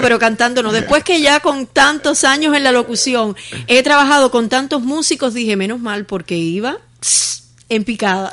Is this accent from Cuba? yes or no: yes; Los Palacios, Pinar del Río, Cuba; del municipio de Los Palacios, de donde yo soy, orgullosamente de donde yo soy